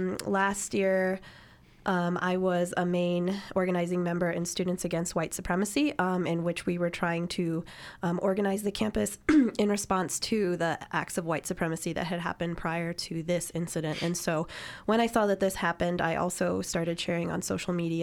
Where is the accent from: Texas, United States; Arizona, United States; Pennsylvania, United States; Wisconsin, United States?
Pennsylvania, United States; Pittsburgh; moved away; I am from a white working class background in a steel borough from Pittsburgh.